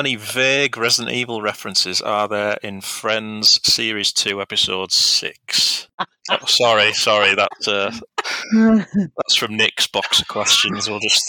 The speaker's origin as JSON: {"language": "English", "region": "the north of England", "country": "United Kingdom", "accent": "common northern", "said": "that's my common northern accent."}